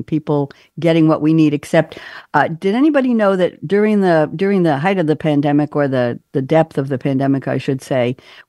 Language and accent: English; New York, United States; I'm a New Yorker